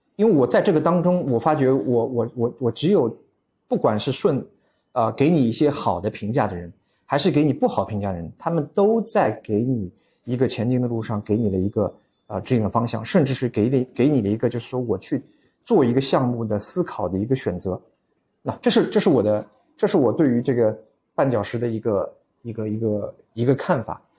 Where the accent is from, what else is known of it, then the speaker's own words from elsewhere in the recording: Shanghai, China; 我是上海人，啊，我土生土长上海人